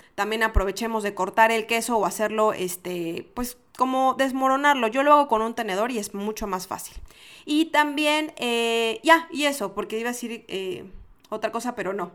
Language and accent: Spanish; Mexico; En mi, en mi país les decimos a los fresas